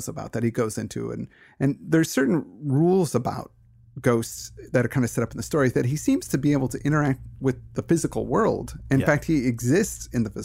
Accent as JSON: {"language": "English", "country": "United States", "said": "I'm an American"}